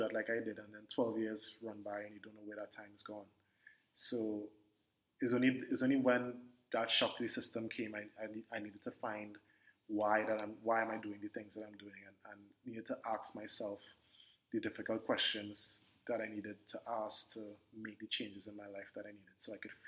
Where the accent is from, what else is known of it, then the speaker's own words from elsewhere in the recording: Port of Spain, Trinidad & Tobago; I am born and raised in Port of Spain, Trinidad, and still in Trinidad